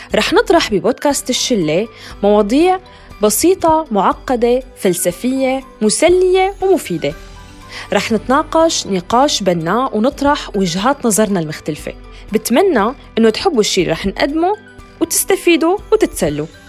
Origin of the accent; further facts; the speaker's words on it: Syria; also born or lived in Turkey; now in Norway; من سوريا عشت بتركيا بس حاليا عايشة بالنرويج